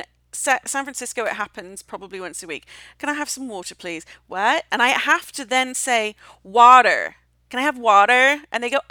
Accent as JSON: {"language": "English", "country": "United Kingdom", "also_born_or_lived": "Austin, Texas", "moved": "yes", "said": "I am British"}